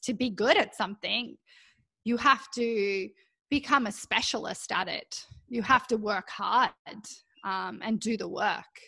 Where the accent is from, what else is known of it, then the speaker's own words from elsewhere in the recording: Canberra, Australian Capital Territory, Australia; moved away as an adult; now in Vancouver, Canada; I was born in Canberra in Australia. And my primary school even had their own gymnasium there.